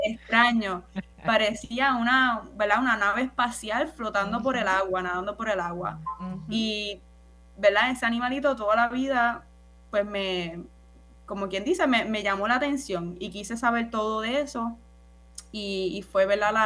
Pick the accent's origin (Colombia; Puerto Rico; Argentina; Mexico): Puerto Rico; Naranjito; soy del pueblo de Naranjito. Yo oh. soy de las montañas, del campo